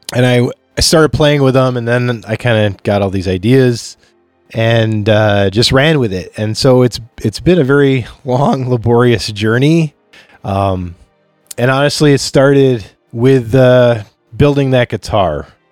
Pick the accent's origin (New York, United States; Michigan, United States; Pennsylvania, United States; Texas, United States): New York, United States; Chautauqua; moved away as an adult; now in Rochester, United States; I grew up in a place called Chautauqua